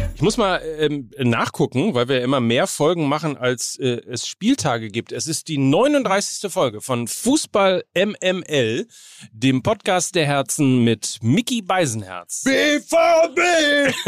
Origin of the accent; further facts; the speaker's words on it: Hamburg, Germany; als Hamburger